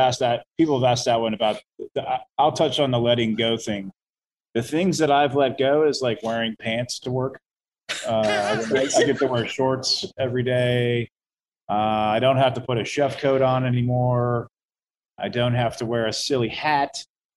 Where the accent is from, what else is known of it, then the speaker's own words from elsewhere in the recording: Florida, United States; That's actually right. My hometown. That's where I'm from.